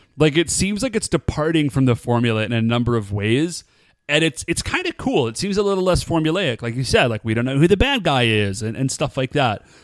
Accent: United States; we are American

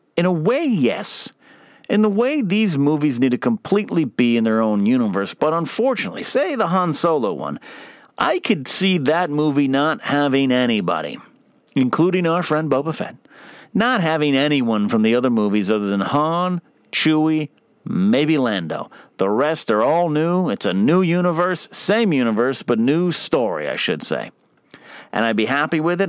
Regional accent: Arroyo Grande, California, United States; My hometown of Aurora Grande and San Luis Obispo, Pismo Beach

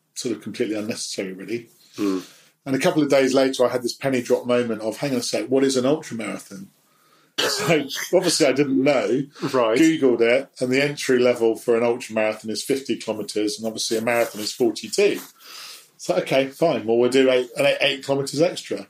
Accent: London, United Kingdom; I was brought up in Portobello Road as a son of an antique dealer

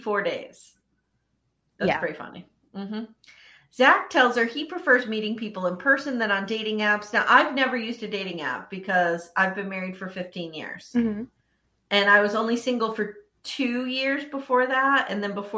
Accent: Northeast, United States; I was born and raised in the Northeast

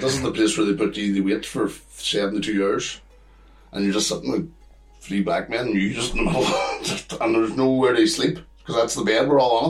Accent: Ireland; moved away as an adult; singing on the street and being an Irish soul and fucking got arrested then for drunken disorderly.

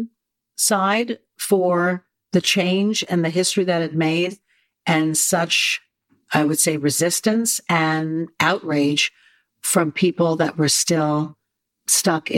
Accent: New York, United States; Born and bred in New York.

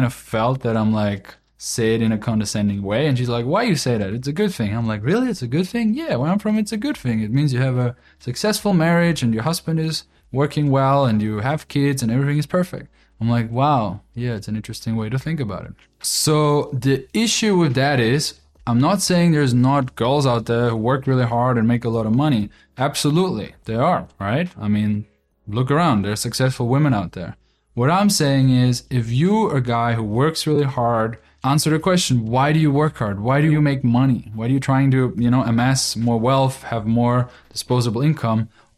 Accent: Austria; English is a second language; So where I'm from Austria, that is very logical to think like that, you know

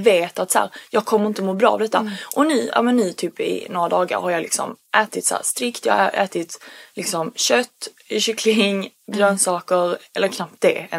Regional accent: Sweden; jag är bara så svensk

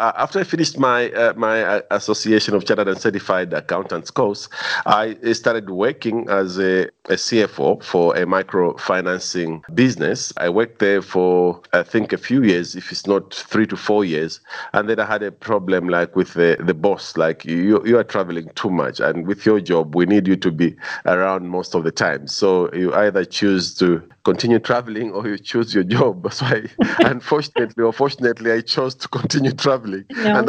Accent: Chingola, Copperbelt Province, Zambia; also born or lived in Lusaka; So yeah, I'm from Chingola. I came here like in 2001. I used to live in Lusaka, which is our capital city, but then I moved to Chingola

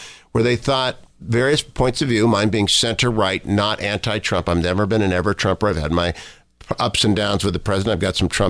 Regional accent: Warren, Ohio, United States; moved away; I'm born and bred in Warren, Ohio

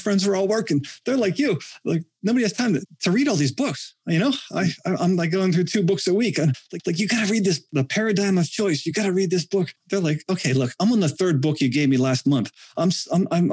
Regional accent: Western Pennsylvania, United States; I come from Western Pennsylvania.

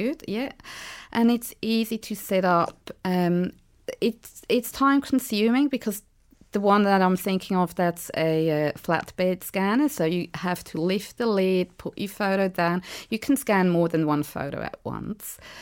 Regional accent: Switzerland; moved away as an adult; now in Eltham, Australia; I'm from Switzerland

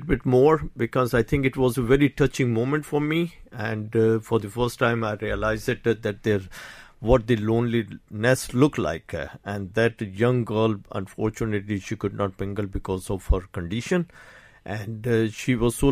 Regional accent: Karachi, Sindh, Pakistan; moved away as an adult; now in Ireland; I did my schooling in Karachi

